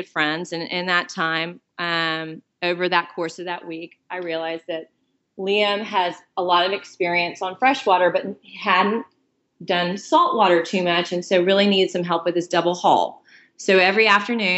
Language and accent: English; Houston, Texas, United States; I'm from Houston, Texas